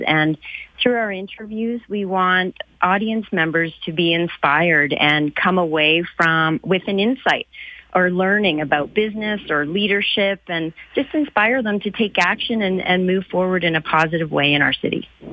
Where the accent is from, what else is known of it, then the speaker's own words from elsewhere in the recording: Calgary, Alberta, Canada; I grew up in Calgary. I love this city